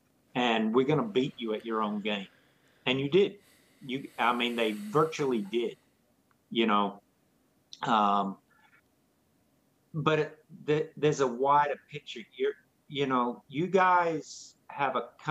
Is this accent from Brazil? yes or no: no; Australia; now in United States; I'm not American. I'm not even a citizen. I'm a permanent resident. So tomorrow I'll probably be on a plane flying back to Australia.